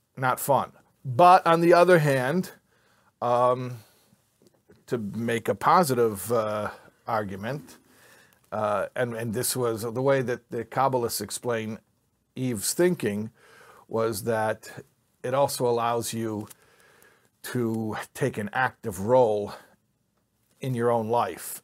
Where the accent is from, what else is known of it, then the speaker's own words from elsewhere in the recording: Chicago, Illinois, United States; moved away; I grew up in Chicago